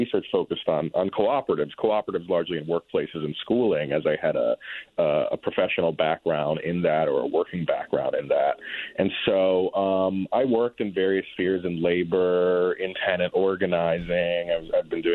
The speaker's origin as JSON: {"language": "English", "town": "New York City", "region": "New York", "country": "United States", "tie": "born or raised there", "said": "I grew up in Queens, New York"}